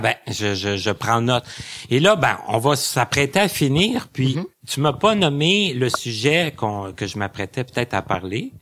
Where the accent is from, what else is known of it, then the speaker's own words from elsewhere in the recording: Lassar, Quebec, Canada; je viens de Lassar